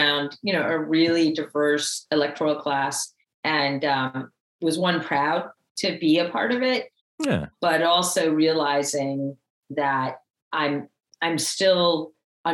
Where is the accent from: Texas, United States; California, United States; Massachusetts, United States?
Massachusetts, United States; Holyoke; I'm this kid from Holyoke who went to Kirtland School and Lynch Middle School and Holyoke High